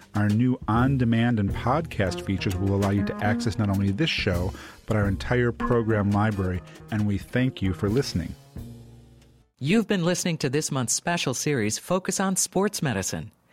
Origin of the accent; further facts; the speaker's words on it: Chicago, Illinois, United States; I'm from the Midwest, from Chicago